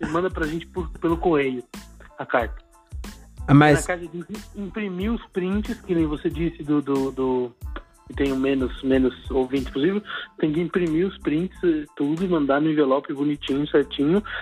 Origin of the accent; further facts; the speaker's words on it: São Paulo, Brazil; now in Alaska, United States; sou do, da periferia de São Paulo.